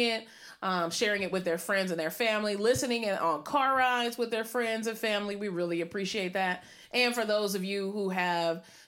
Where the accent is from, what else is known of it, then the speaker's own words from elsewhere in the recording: Maryland, United States; also born or lived in Puerto Rico; I'm from Maryland and also Puerto Rico